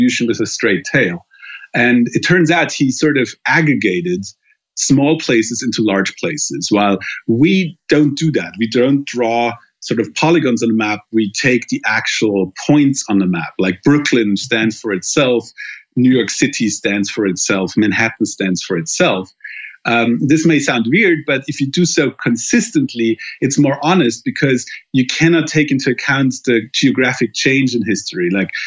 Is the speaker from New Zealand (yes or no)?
no; Germany; my home country in Germany